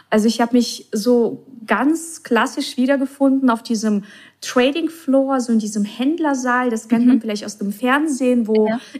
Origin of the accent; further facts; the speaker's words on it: Russia; also born or lived in Czech Republic; now in Germany; als ich nach Deutschland kam, also ich komme ja ursprünglich aus Russland oder bin mhm. in Tschechien geboren, in Russland aufgewachsen.